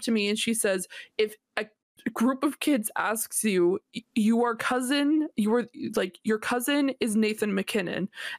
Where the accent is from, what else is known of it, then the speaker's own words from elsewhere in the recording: Nova Scotia, Canada; also born or lived in Ottawa, Ontario; we don't have like a team here in Nova Scotia.